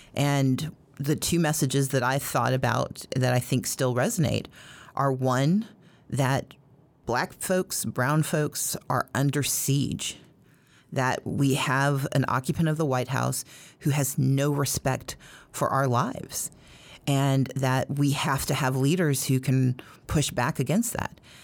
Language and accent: English; Mississippi, United States; now in Georgia, United States; I grew up in Mississippi